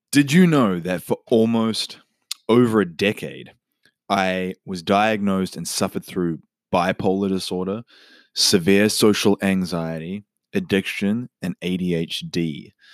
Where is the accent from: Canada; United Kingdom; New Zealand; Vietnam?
New Zealand; Auckland; also born or lived in Whanganui, New Zealand; I was born in Wanganui, and at a young age, my family moved up to Auckland in New Zealand